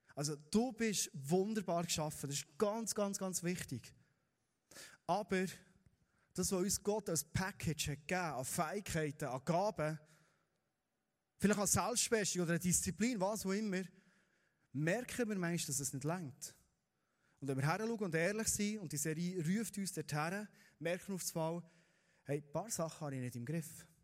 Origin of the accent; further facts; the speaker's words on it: Bernese Oberland, Switzerland; wir sind Berner Oberländer